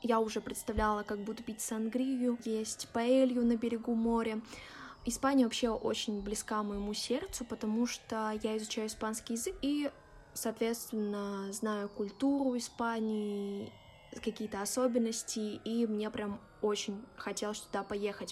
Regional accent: Russia

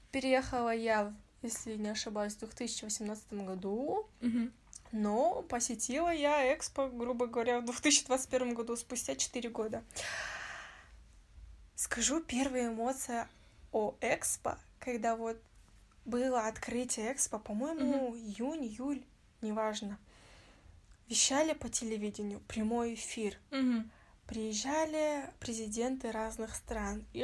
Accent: Kazakhstan; Мы все казахи, но мы можем обзывать другого мамбетом просто из-за того, что он разговаривает на родном языке.

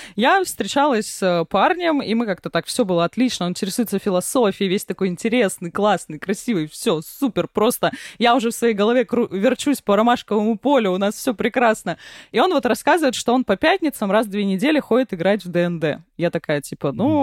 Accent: Vladivostok, Primorsky Krai, Russia; я выросла в Владивостоке

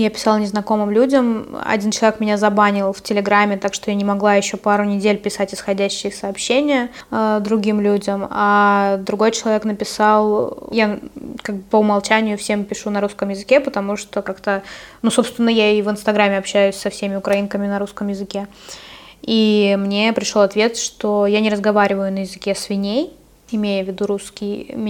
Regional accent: Russia; они прекрасно знают, что я из России

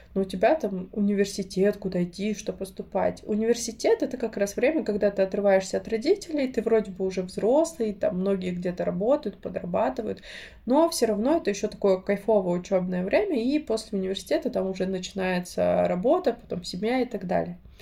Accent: Krasnoyarsk, Krasnoyarsk Krai, Russia; moved away; росла, и когда я приезжаю, это всегда особое ощущение. Я не знаю, у меня есть такое, я боюсь летать, но когда я лечу в Красноярск, я точно знаю, что все будет хорошо

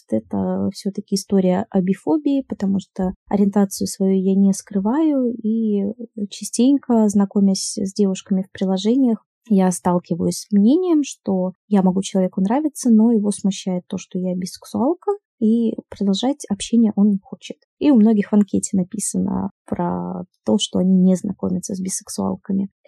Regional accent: Saint Petersburg, Russia; я из Санкт-Петербурга, я бисексуалка.

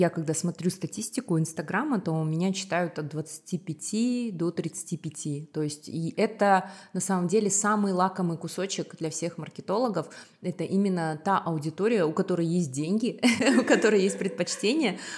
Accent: Republic of Karelia, Russia; born there; им дали жилье в Карелии, и поэтому они туда переехали, вот, поэтому я родилась в Карелии, вот такая вот эм, история

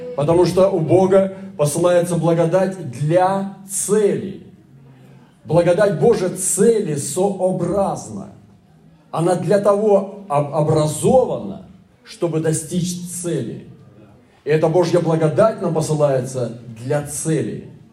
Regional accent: Russia; Я из России

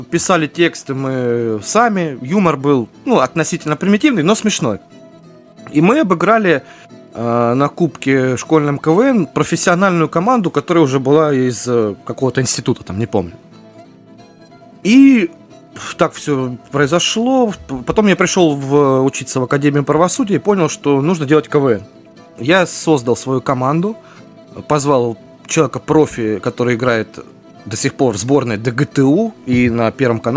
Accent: Rostov-on-Don, Rostov Oblast, Russia; Из э, Ростов-на-Дону.

